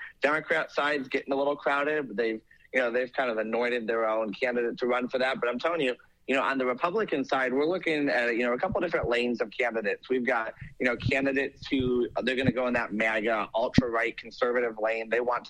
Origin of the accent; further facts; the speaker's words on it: Ohio, United States; moved away; you and I traveled into the great Buckeye State, my home state over there.